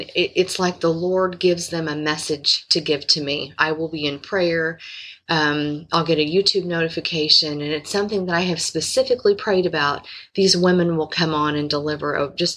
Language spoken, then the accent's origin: English; Indiana, United States; I'm from Indiana